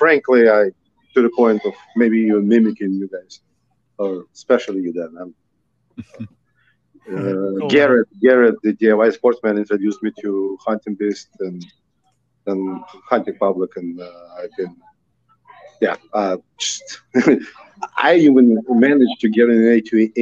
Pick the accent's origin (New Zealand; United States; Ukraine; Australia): Ukraine; moved away; I'm from Ukraine